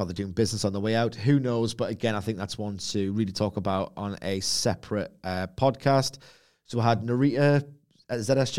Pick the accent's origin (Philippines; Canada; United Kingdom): United Kingdom; Try being British.